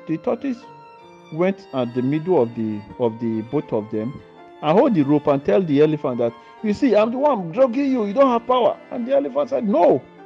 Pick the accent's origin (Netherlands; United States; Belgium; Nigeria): Nigeria; now in Italy; I'm from Nigerian. Salute. But I live here in Italy